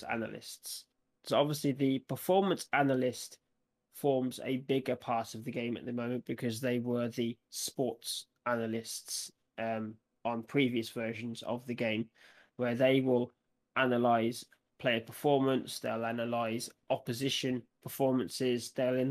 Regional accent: United Kingdom; I'm from the Midlands

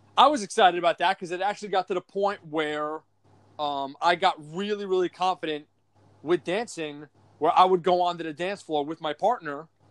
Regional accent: New York, United States; also born or lived in San Antonio, Texas; I'm from New York

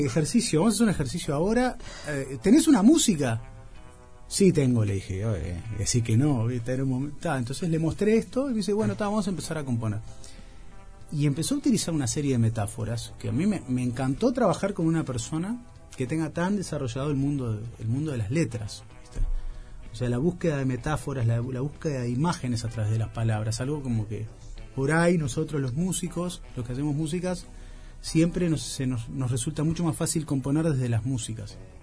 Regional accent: Montevideo, Uruguay; yo me crié en la Plaza Virgilio

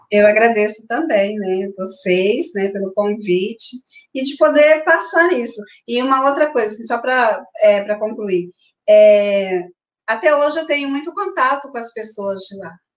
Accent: Brazil; moved away as an adult; also born or lived in Río Negro, Argentina; para nós, que somos brasileiros

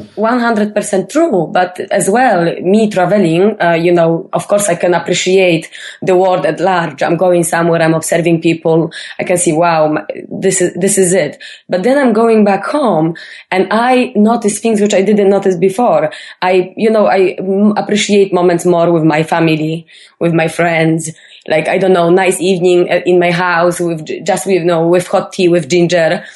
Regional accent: Poland; I'm from Poland

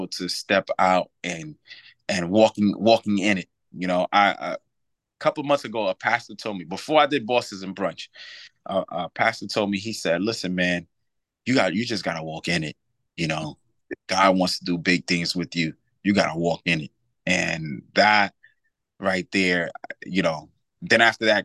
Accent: New York, United States; now in Reading, United States; I'm from New York. You know, I wanted to be back home in New York

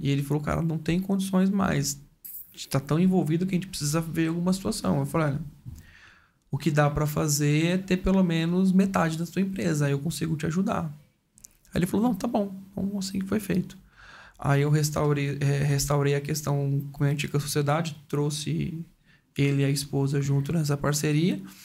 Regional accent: Mongaguá, São Paulo, Brazil; also born or lived in Sumaré; eu fui nascido e criado em Sumaré até os meus sete anos de vida. Aí depois nós nos mudamos para Mongaguá

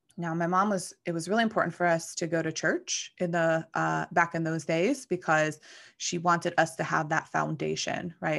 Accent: McKeesport, Pennsylvania, United States; moved away; I grew up in McKeesport, Pennsylvania

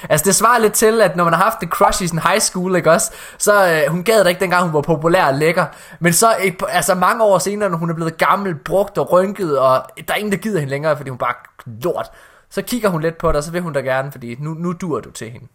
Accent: Ølgod, Southern Denmark, Denmark; det var diskotek Shakespeare i Ølgod, hvor jeg kommer fra

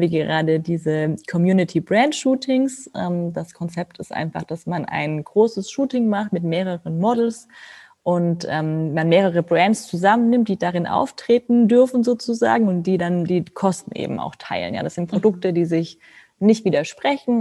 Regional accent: Germany

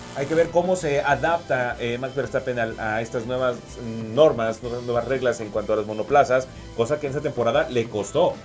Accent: Mexico; para nosotros como mexicanos

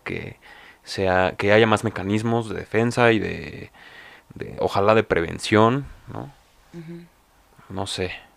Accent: Mexico; como mexicanos

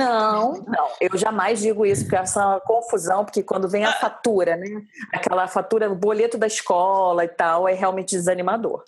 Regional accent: Rio de Janeiro, Brazil; sou do Rio

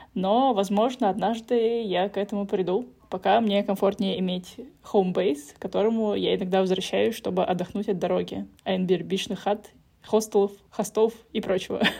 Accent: Russia; also born or lived in Saint Petersburg; я из России

